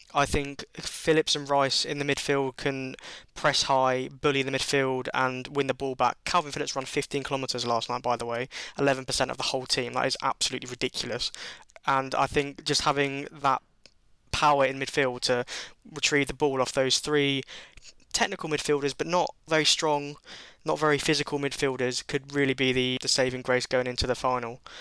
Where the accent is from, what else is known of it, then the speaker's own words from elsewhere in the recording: England, United Kingdom; Being English